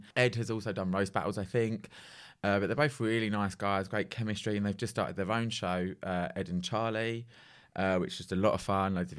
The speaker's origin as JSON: {"language": "English", "country": "United Kingdom", "said": "I'm so British"}